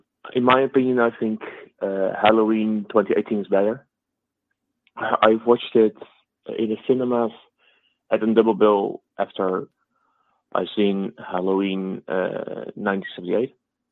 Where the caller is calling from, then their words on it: Netherlands; The Netherlands.